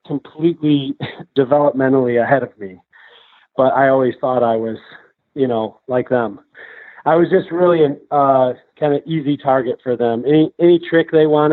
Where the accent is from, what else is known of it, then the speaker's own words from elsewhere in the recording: southwest Michigan, United States; moved away as an adult; also born or lived in Grand Rapids, Michigan / Montana; We grew up on Millhouse Bayou in southwest Michigan